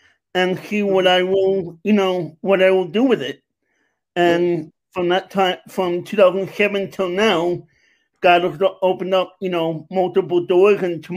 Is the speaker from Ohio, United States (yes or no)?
no; New York, United States; moved away as an adult; also born or lived in Long Island, New York; now in Pennsylvania, United States; I'm originally from New York, Queens, and Long Island